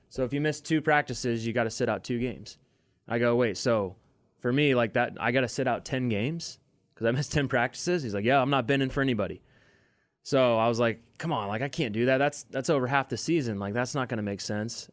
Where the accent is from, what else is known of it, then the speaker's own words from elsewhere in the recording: Overland Park, Kansas, United States; I grew up in Overland Park, Kansas